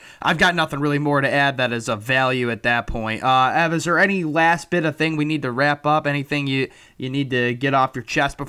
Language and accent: English; United States; especially for Americans in my home country